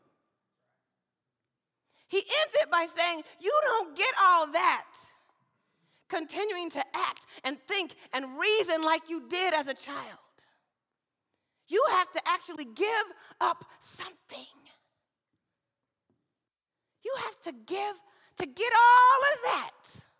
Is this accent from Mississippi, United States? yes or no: yes; Mississippi, United States; now in Portland, United States; I'm an African-American woman. I was raised in the South in Mississippi, and then I traveled with a military family.